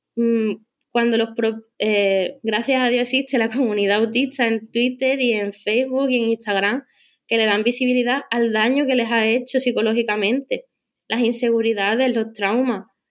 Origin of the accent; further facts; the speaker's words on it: Cádiz, Andalusia, Spain; moved away as an adult; now in Madrid, Spain; yo soy de Cádiz